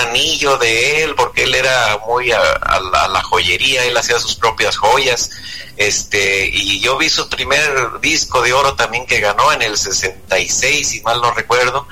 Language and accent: Spanish; Ario de Rosales, Michoacán, Mexico; mi pueblo, ahí en Ario Rosales, Michoacán, de donde yo soy oriundo